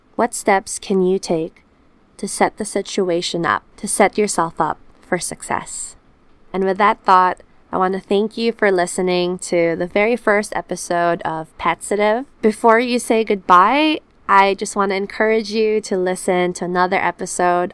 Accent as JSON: {"language": "English", "country": "Philippines", "also_born_or_lived": "New Zealand", "moved": "yes", "lives_now": "Auckland, New Zealand", "said": "I am from the Philippines, a tropical country where sun and humidity are my constant companions."}